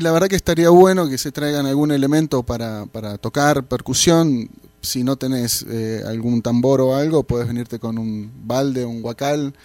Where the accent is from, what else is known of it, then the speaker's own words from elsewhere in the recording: Buenos Aires, Argentina; vengo de Buenos Aires, Argentina